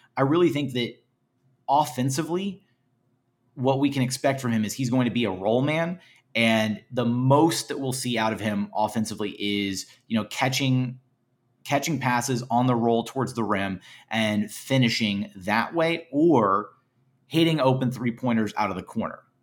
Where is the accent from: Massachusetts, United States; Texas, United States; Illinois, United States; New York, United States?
Texas, United States; Houston; I'm from Houston, uh, born and bred